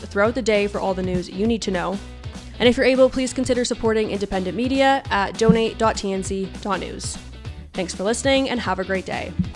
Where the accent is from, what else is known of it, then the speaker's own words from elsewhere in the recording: Niagara region, Ontario, Canada; growing up in the Niagara region